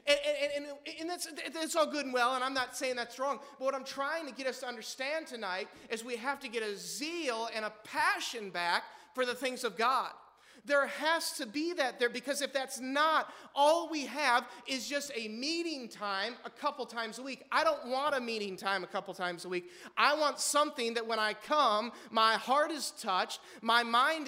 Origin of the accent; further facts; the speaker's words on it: Midwest, United States; we're from the Midwest, amen? I mean, we're Wisconsiners or Iwegians